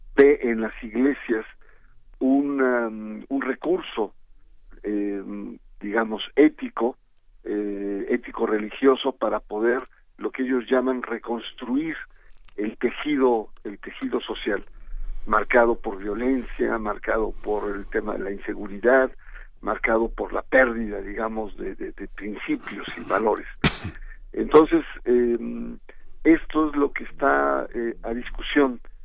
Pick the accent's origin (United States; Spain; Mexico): Mexico; el equilibrio social que hemos alcanzado como mexicanos